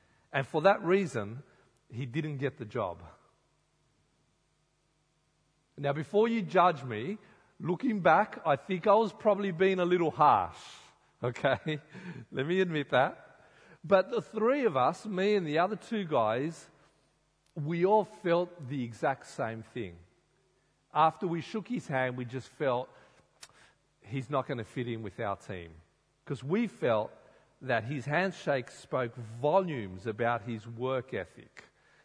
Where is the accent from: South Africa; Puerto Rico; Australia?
Australia; Sydney, New South Wales; I grew up in Sydney